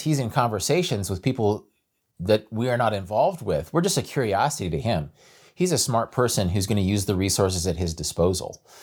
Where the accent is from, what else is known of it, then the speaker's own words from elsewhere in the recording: Kansas, United States; I'm from Kansas